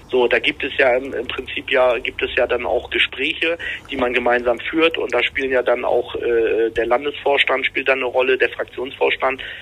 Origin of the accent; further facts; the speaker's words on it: Rostock, Mecklenburg-Vorpommern, Germany; Ich komme aus Rostock, ah, ja. Direkt, aus